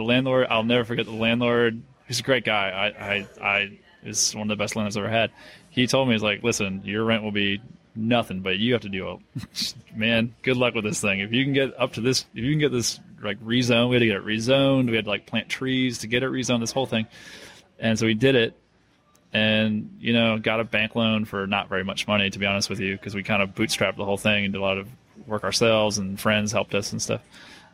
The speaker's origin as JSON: {"language": "English", "region": "Northeast", "country": "United States", "said": "I'm from the Northeast, so Duke basketball."}